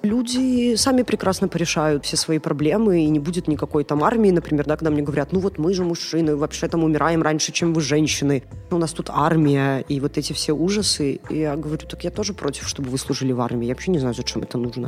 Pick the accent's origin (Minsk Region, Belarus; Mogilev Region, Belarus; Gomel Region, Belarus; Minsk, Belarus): Gomel Region, Belarus; Gomel; Я из Гомеля